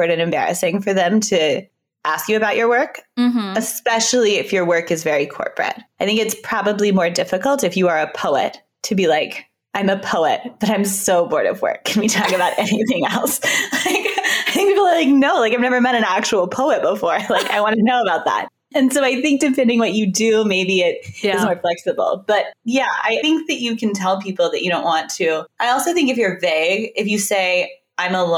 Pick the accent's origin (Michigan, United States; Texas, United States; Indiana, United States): Texas, United States; now in New York, United States; I'm from Texas